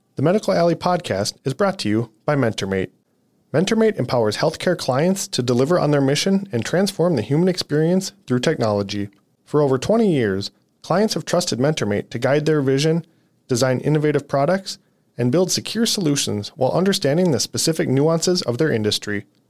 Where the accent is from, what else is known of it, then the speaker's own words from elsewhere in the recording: Ghana; moved away as an adult; now in United States; growing up in Ghana